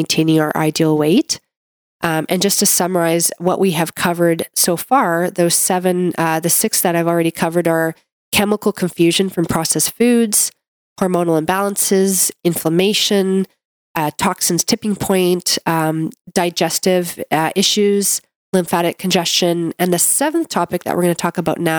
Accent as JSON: {"language": "English", "country": "Canada", "said": "I'm a Canadian medical doctor"}